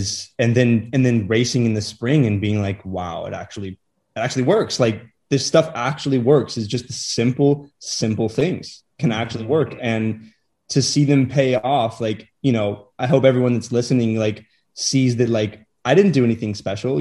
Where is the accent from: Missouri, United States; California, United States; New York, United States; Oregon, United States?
Missouri, United States; Kansas City; I came from Kansas City